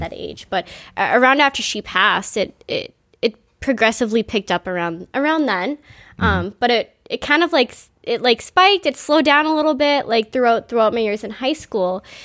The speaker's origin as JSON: {"language": "English", "town": "Quincy", "region": "Massachusetts", "country": "United States", "tie": "born or raised there", "said": "I grew up in Squanum."}